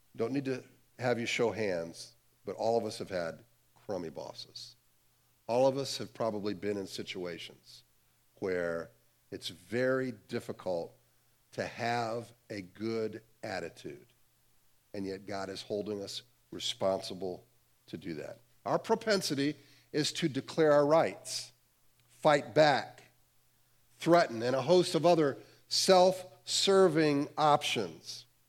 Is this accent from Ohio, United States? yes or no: yes; Cleveland, Ohio, United States; I grew up in the Cleveland, Ohio area